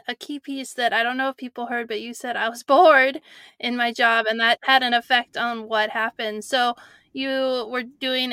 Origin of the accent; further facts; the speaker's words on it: California, United States; I grew up in California